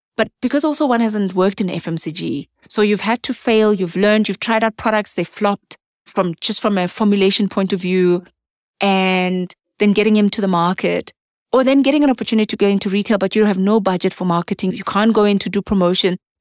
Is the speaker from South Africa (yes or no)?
yes; South Africa